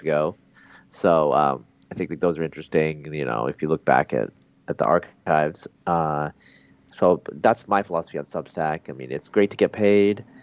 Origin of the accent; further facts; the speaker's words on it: Pacific Northwest, Oregon, United States; moved away as an adult; also born or lived in Bangladesh; now in Texas, United States; I grew up in the Pacific Northwest